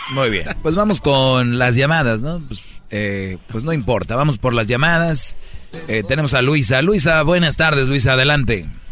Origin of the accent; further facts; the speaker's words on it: Mexico; moved away; todos somos paisanos y somos de México